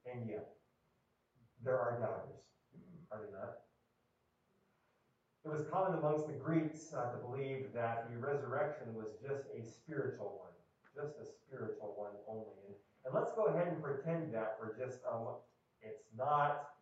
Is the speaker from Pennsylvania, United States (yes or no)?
yes; Erie, Pennsylvania, United States; moved away as an adult; I'm from Erie, Pennsylvania, and I grew up there uh, my first 30 years of life enduring brutal snowstorms.